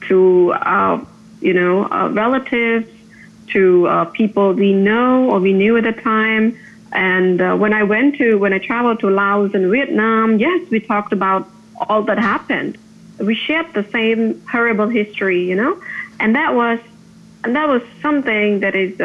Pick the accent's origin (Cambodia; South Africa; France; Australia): Cambodia; Phnom Penh; I was born and raised in Phnom Penh, and I spent about 2 years in Singapore doing my master's degree in public policy